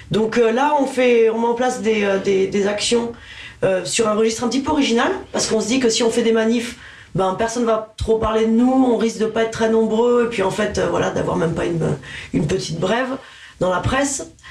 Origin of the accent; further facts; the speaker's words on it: Toulouse, Occitania, France; moved away as an adult; also born or lived in Dijon / Paris region; now in Paris, France; il y a marqué euh, Dijon sur ma fiche Wikipédia, mais j'y suis restée six mois. Je suis plus toulousaine que ah, Vous êtes toulousaine Oui j'ai grandi à Toulouse.